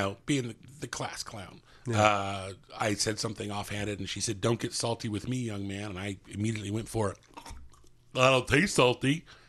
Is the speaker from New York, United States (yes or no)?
no; Greenfield, California, United States; I'm from a little town called Greenfield, California.